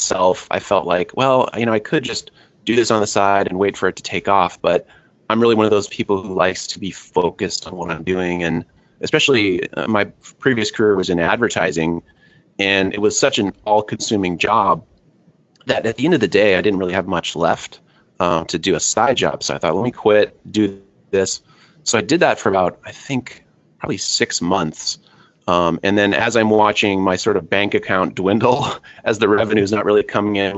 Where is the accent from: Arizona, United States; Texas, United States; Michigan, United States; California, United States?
California, United States; I'm from California. Lived in California all my life